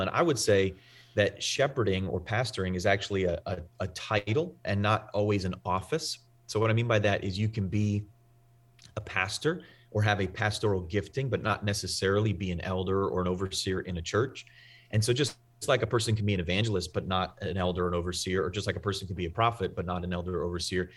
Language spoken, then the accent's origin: English; New England, United States; I'm from the Northeast, I'm from New England.